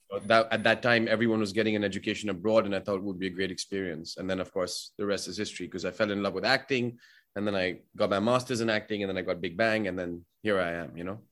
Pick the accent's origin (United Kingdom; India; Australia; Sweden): India; Delhi; moved away as an adult; now in United States; I grew up in Delhi, so I grew up with a lot of people from Pakistan